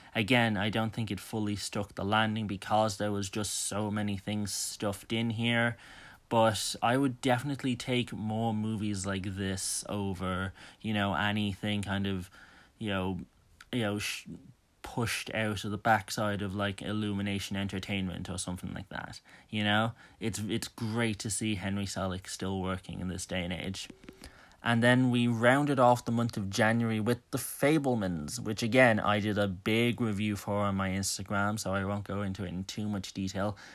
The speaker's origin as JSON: {"language": "English", "town": "Dublin", "region": "Leinster", "country": "Ireland", "said": "I'm from Dublin"}